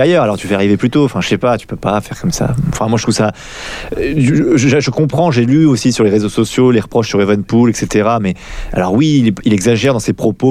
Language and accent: French; France; quand on est français